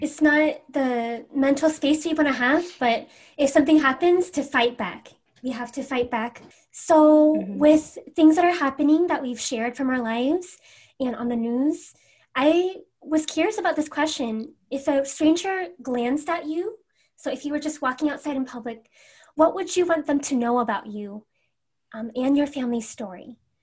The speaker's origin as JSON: {"language": "English", "town": "Everett", "region": "Washington", "country": "United States", "said": "I'm from Everett, Washington"}